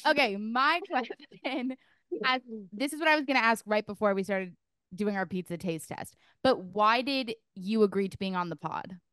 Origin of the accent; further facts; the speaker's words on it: New York, United States; moved away; being from New York